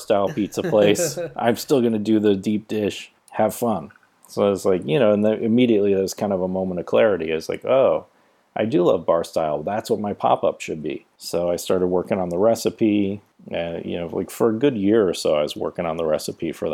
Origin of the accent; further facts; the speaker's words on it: Midwest, United States; moved away; I grew up in the Midwest